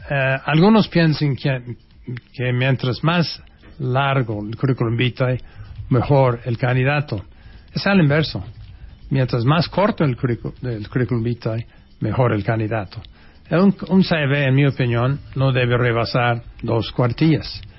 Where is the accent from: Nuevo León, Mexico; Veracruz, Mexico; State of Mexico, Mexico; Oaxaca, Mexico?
Oaxaca, Mexico; born there; Cuando de repente a mi mamá le dio un dolor de panza. Y así nací en Oaxaca.